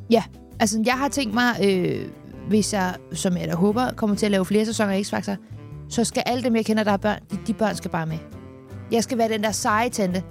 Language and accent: Danish; Copenhagen, Capital Region of Denmark, Denmark; Jeg er otteogtyve år, men jeg er fra København